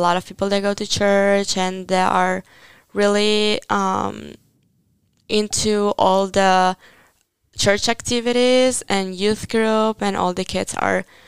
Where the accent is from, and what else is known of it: Italy